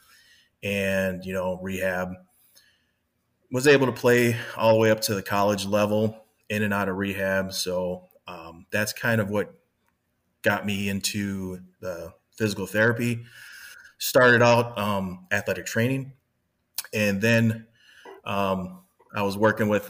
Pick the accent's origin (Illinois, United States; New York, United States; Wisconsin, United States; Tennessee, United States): Wisconsin, United States; Kenosha; I grew up in Kenosha, Wisconsin